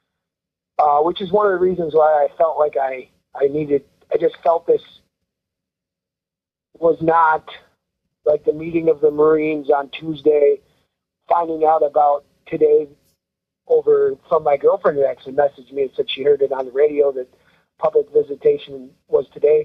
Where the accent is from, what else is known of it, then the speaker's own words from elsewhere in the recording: Rice Lake, Wisconsin, United States; I'm from Rice Lake